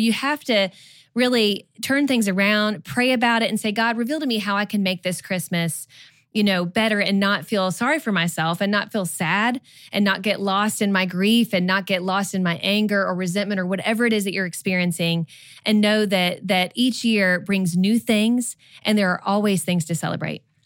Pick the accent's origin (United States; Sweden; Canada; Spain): United States; Kentucky; moved away as an adult; also born or lived in Georgia; now in Texas, United States; We grew up in Kentucky, but we, we lived in Georgia for about ten years, and then now we're in Texas